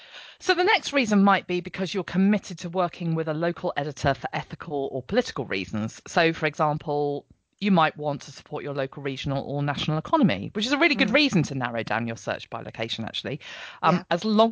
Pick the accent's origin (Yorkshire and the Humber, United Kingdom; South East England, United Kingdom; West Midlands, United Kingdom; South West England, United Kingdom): South East England, United Kingdom; Buckinghamshire; also born or lived in Portsmouth / London; now in Norfolk, United Kingdom; I grew up in Buckinghamshire, was educated in Portsmouth, then I lived in London, and had only actually moved to Norfolk 15 years ago.